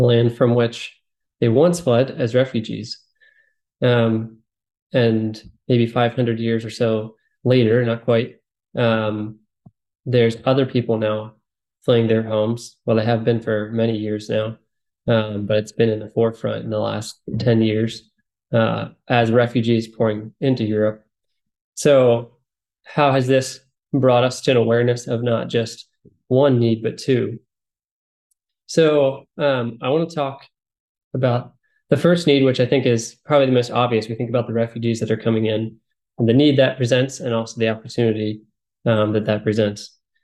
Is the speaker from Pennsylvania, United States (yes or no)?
yes; Pennsylvania, United States; I am married, and we have two children, and we're from Pennsylvania